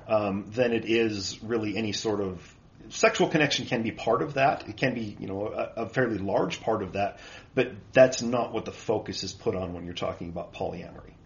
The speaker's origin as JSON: {"language": "English", "region": "Utah", "country": "United States", "tie": "born or raised there", "said": "I was born and raised here in Utah."}